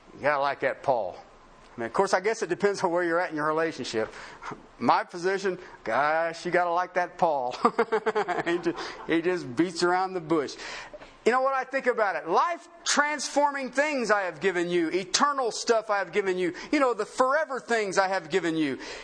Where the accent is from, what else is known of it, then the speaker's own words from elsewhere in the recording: southern Ohio, United States; moved away; also born or lived in Colorado; I grew up in Union country, southern Ohio